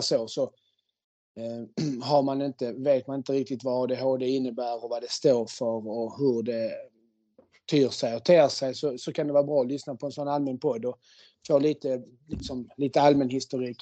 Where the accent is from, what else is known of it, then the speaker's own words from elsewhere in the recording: Malmö, Skåne, Sweden; first language Spanish and Swedish; jag är uppvuxen eh, i, i ett väldigt invandrartätt område i Malmö på eh, Holma, Kroksbäck